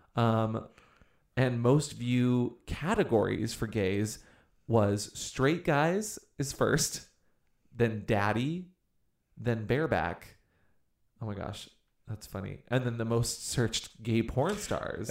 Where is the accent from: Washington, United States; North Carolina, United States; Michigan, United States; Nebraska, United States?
Washington, United States; Washington, my home state